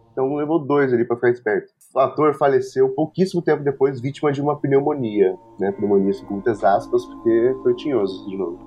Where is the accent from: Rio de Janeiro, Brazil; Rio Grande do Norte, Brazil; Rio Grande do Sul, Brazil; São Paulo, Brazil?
São Paulo, Brazil; São José dos Campos; o próprio CTA, que a gente cresceu, lá em São José dos Campos, São Paulo